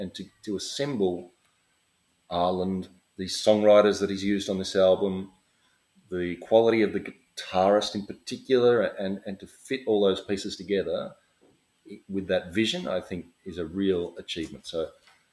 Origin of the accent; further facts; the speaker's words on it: Australia; I'm Australian